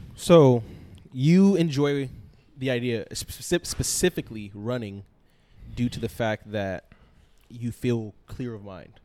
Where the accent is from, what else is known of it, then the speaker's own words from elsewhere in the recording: East Coast, United States; I am also from the East Coast